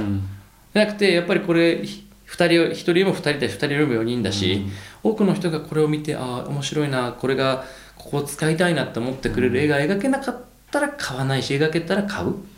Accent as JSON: {"language": "Japanese", "region": "Tokyo", "country": "Japan", "tie": "born or raised there", "said": "この東京で育って東京でねそ暮らしてて日本語で生活してて"}